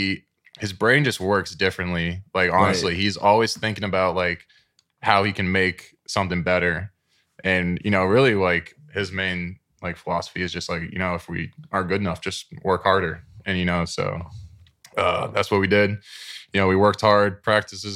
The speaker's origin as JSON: {"language": "English", "region": "Massachusetts", "country": "United States", "said": "I'm from Massachusetts. So we're New England boys"}